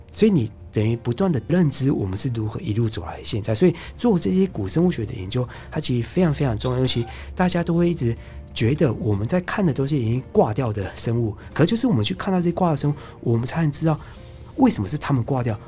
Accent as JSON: {"language": "Chinese", "country": "Taiwan", "said": "我都会说我是从台湾来的"}